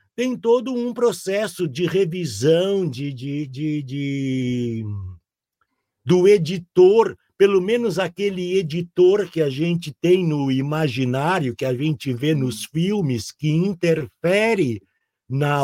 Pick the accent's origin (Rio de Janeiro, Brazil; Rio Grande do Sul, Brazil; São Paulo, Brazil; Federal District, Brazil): Rio Grande do Sul, Brazil; Porto Alegre; um guri lá do Rio Grande do Sul, morando em Porto Alegre